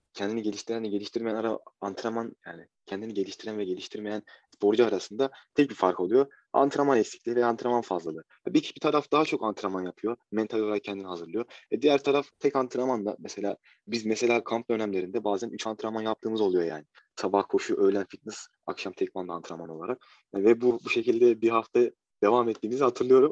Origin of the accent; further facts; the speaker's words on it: Ankara, Turkey; 20 Mart 2000 Ankara doğumluyum